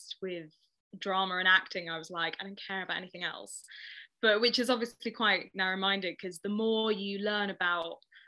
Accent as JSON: {"language": "English", "town": "Ealing", "region": "London", "country": "United Kingdom", "tie": "born or raised there", "said": "I grew up in Ealing, very sort of middle class, classic home"}